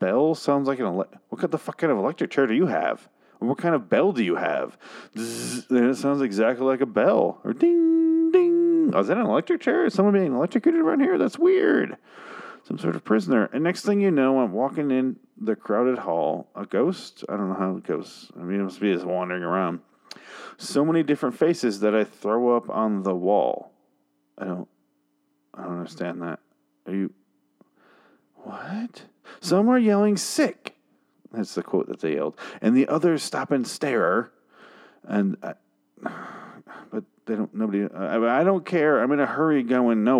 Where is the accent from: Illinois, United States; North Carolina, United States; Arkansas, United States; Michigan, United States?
Michigan, United States; I'm from Michigan too.